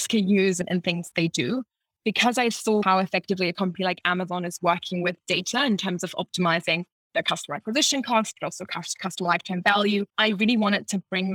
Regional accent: Munich, Bavaria, Germany; also born or lived in France / United States / England / Ireland; now in Berlin, Germany; I am German. I was born and raised in Munich.

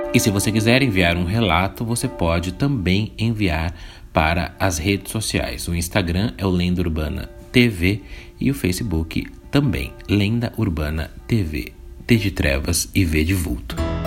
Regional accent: São Paulo, Brazil; sou de São Paulo

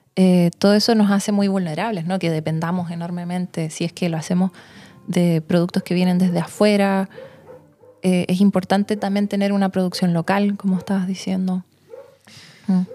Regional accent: Santiago, Santiago Metropolitan Region, Chile; now in Pucón, Chile; yo crecí en Santiago, en la gran ciudad

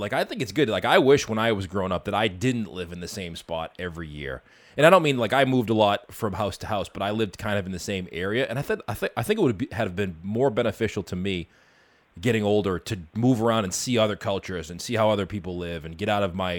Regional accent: Boston, Massachusetts, United States; I grew up in Boston

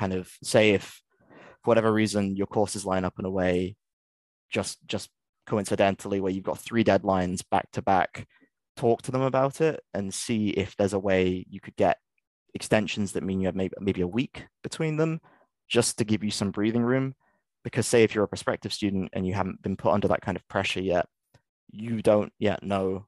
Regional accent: England, United Kingdom; moved away as an adult; now in Scotland, United Kingdom; I'm English

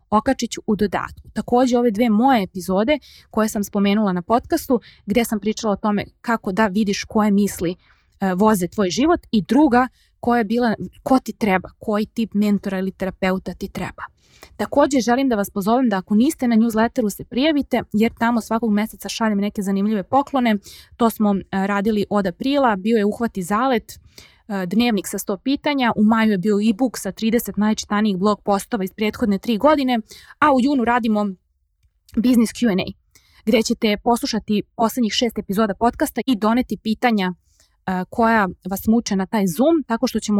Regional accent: Serbia; kod nas u Srbiji

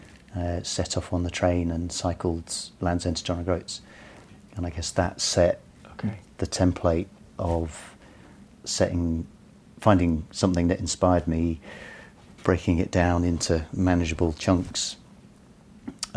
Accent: London, United Kingdom; I grew up in North London.

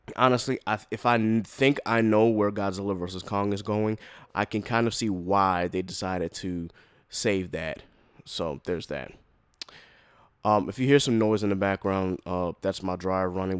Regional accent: North Charleston, South Carolina, United States; now in Hampton, United States; Born and raised in North Charleston

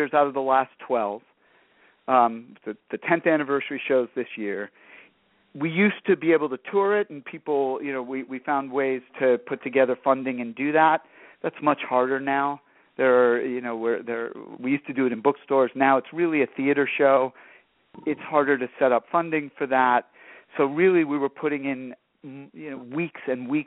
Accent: Detroit, Michigan, United States; now in Los Angeles, United States; I grew up in Detroit

